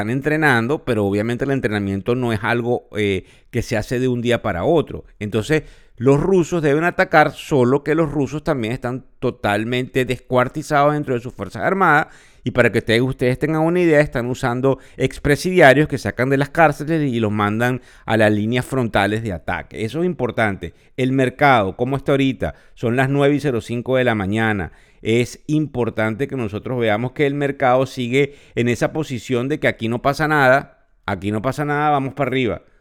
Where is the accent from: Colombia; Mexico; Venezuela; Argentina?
Venezuela; accent: Venezuelan; Sí, sé que nos escuchan de otras nacionalidades, pero mi acento es venezolano y no lo puedo cambiar. Soy venezolano, además sumamente orgulloso de serlo.